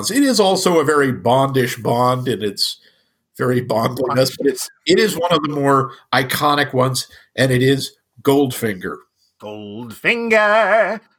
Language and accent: English; Netherlands; Yeah, I'm from Holland. Isn't that weird?